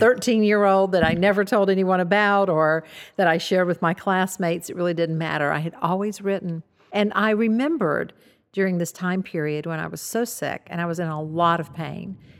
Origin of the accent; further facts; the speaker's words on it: the South, United States; I grew up in the South